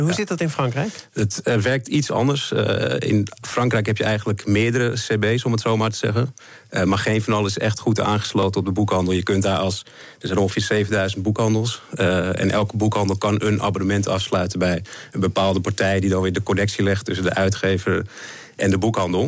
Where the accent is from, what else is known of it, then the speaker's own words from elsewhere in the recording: Netherlands; wij zijn als Nederlander